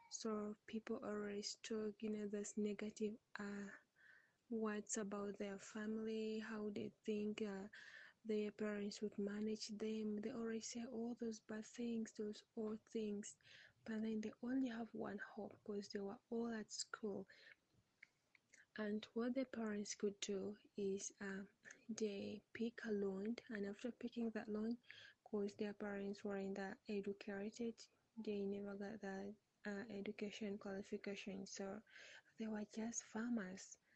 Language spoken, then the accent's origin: English; Uganda; from Uganda